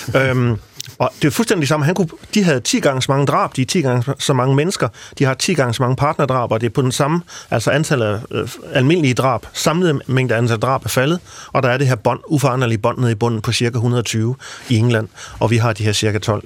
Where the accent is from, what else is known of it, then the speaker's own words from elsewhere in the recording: Central Jutland, Central Denmark Region, Denmark; i Midtjylland, hvor jeg kommer fra